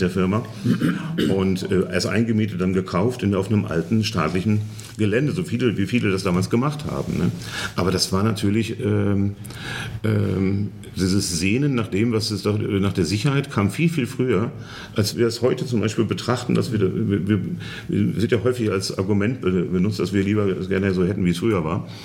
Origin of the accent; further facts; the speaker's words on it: Germany; moved away as an adult; now in Poland; ich komme aus Westdeutschland